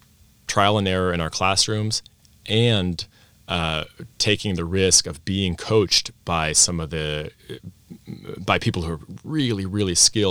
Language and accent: English; Vienna, Austria; I grew up in Vienna, Austria, expat American parents, but full assimilation into Austrian schools, clubs, friends, stuff like that. So I grew up speaking Austrian in a Viennese dialect.